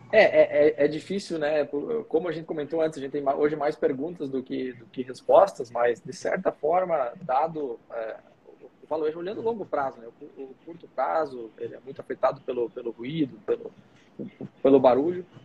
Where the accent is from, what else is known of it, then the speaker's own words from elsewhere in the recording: Brazil; como bom brasileiro